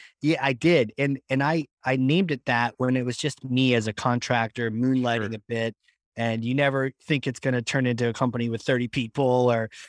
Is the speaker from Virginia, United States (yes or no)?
yes; Virginia, United States; now in New Hampshire, United States